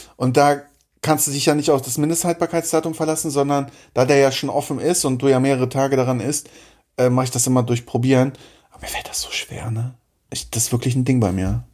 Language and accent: German; East Germany, Germany; ich komme aus dem Osten